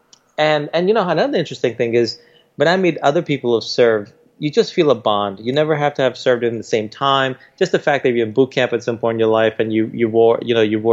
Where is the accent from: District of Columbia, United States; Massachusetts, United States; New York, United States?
New York, United States; New York City; born or raised there; also born or lived in India